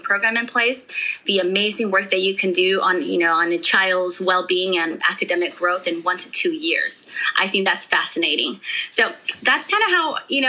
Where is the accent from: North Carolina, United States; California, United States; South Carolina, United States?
California, United States; also born or lived in Mexico; I was born in Mexico. I have no recollection of living there. I was only 2 years old. I had my second birthday here in California